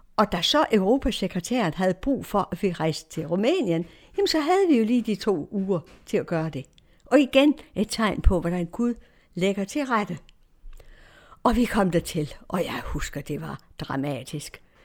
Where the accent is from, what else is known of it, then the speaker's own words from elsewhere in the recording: Denmark; also born or lived in Romania; vores adresse i Danmark